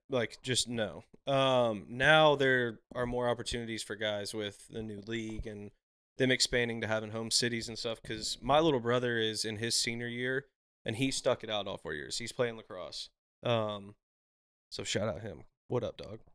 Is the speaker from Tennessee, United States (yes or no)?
yes; Brentwood, Tennessee, United States; born or raised there; also born or lived in Nashville, Tennessee / Mount Juliet, Tennessee / Hendersonville, Tennessee